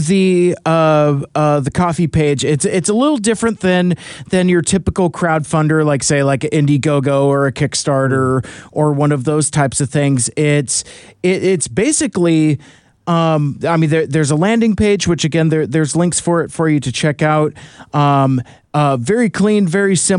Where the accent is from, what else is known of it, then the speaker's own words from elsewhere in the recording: United States; being American